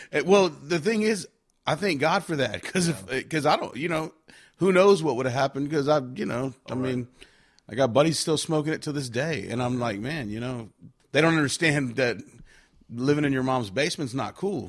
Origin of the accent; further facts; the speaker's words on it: Victoria, Texas, United States; moved away; also born or lived in California / Nashville; I was born in California, but I was raised in Victoria, Texas